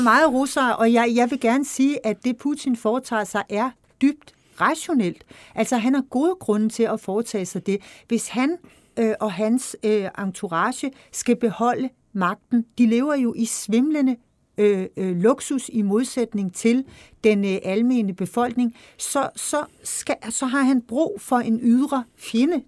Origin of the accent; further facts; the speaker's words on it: Denmark; som, som dansker